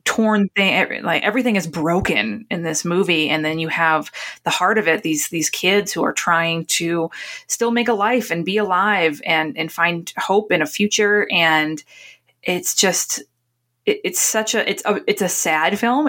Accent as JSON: {"language": "English", "town": "Newburyport", "region": "Massachusetts", "country": "United States", "tie": "born or raised there", "said": "where I grew up in Newburyport, Massachusetts"}